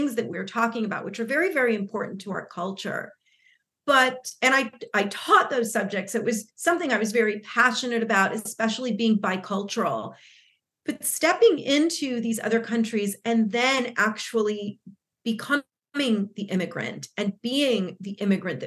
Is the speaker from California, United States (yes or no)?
yes; Los Angeles, California, United States; first language Spanish; English is a second language; also born or lived in Argentina; I was born in Los Angeles, California, but was back and forth between Los Angeles and Argentina, where my family is from originally, and emigrated to the U.S. So Spanish was definitely my first language.